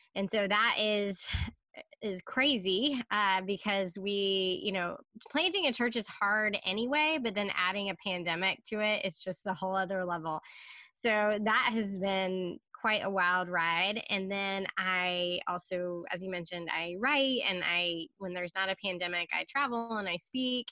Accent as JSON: {"language": "English", "town": "Charlotte", "region": "North Carolina", "country": "United States", "tie": "born or raised there", "also_born_or_lived": "Chicago, Illinois", "lives_now": "Durham, United States", "said": "I am originally from Charlotte."}